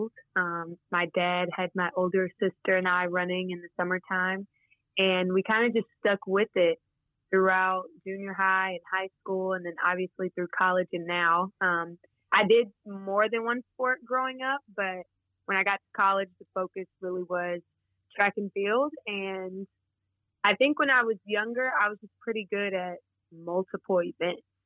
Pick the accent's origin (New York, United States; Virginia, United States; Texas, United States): Texas, United States; Wichita Falls; moved away as an adult; also born or lived in Arkansas; I grew up in Wichita Falls, Texas